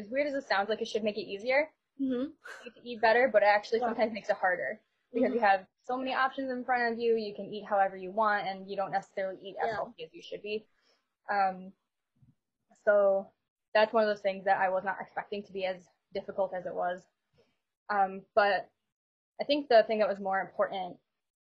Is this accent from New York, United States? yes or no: yes; Buffalo, New York, United States; also born or lived in Rochester, New York; I'm from Buffalo, New York, born and raised